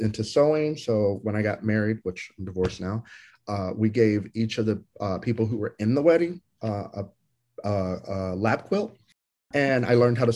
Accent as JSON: {"language": "English", "town": "Lexington", "region": "Kentucky", "country": "United States", "tie": "born or raised there", "also_born_or_lived": "Chicago / San Francisco", "moved": "as an adult", "lives_now": "Houston, United States", "said": "I was raised in Lexington, which is the second biggest city."}